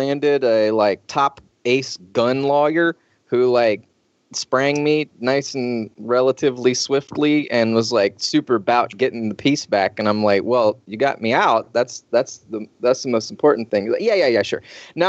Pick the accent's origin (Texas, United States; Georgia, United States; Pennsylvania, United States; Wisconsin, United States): Georgia, United States; I'm from Georgia. That's the first thing you should know.